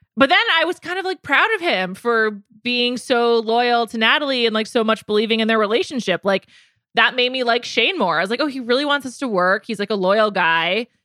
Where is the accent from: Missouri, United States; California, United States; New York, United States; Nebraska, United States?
New York, United States; I went to high school in the Bronx